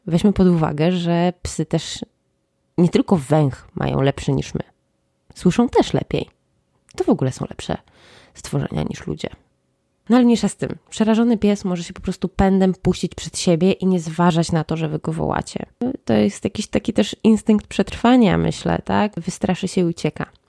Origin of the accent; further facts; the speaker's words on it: Łódź, Łódź Voivodeship, Poland; jestem z Łodzi